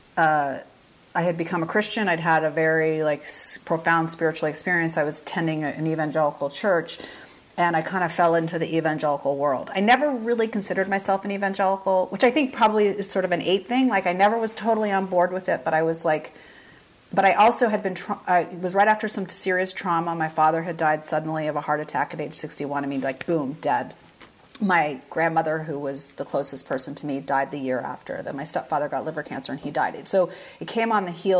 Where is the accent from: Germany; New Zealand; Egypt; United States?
United States; Fairbanks, Alaska; I grew up in Fairbanks, Alaska in the 70s and 80s